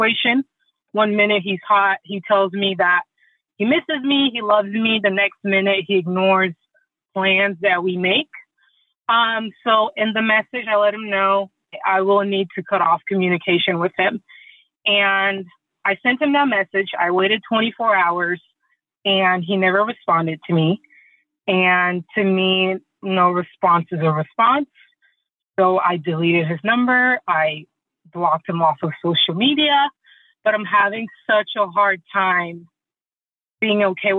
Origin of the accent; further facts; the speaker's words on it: Côte d’Ivoire; moved away; I'm originally from the Ivory Coast, and dogs or pets are typically outside